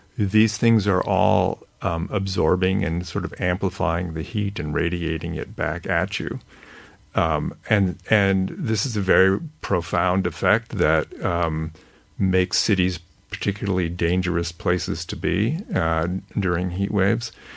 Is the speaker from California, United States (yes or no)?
yes; California, United States; I grew up in California